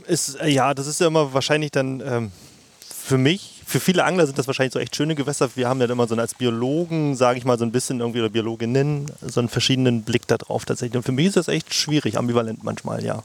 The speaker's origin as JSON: {"language": "German", "area": "Mittellandkanal area", "region": "Saxony-Anhalt", "country": "Germany", "tie": "born or raised there", "also_born_or_lived": "Leipzig", "moved": "as an adult", "lives_now": "Halle, Germany", "said": "ich bin hier groß geworden tatsächlich in der Gegend. Also das ist, äh, der Mittellandkanal ist wahrscheinlich eines meiner Hausgewässer"}